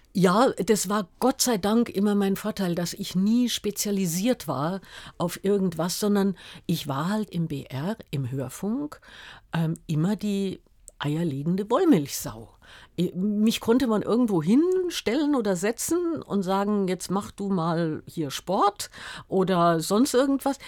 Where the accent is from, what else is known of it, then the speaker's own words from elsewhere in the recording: Munich, Bavaria, Germany; also born or lived in Freiburg im Breisgau; wir sind nach München gezogen, da war ich fünf Jahre alt.